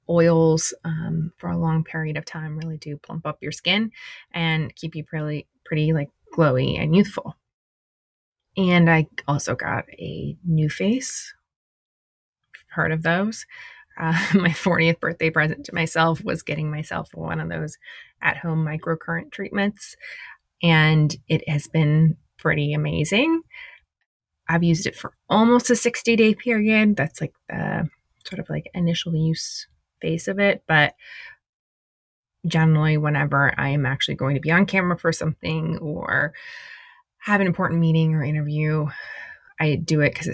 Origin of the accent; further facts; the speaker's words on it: Indiana, United States; also born or lived in Detroit; now in Los Angeles, United States; I live in Los Angeles. I've lived here, I think it's 16 years. Maybe it's 15, 16 next year. I was born in Detroit. My parents moved a lot for my dad's job. I went to high school and college in Indiana.